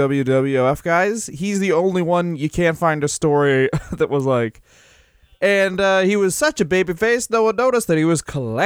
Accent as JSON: {"language": "English", "country": "Puerto Rico", "said": "Yes, this I'm from Puerto Rico."}